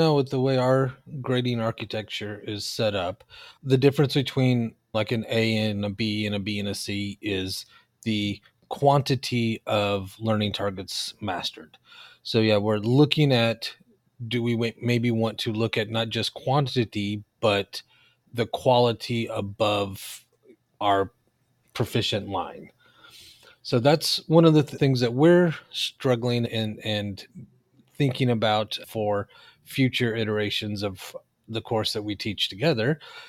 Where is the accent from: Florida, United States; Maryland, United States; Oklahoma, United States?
Oklahoma, United States; now in California, United States; So even though I live in California now, I am originally from Oklahoma, and that's where a good chunk of my family's from.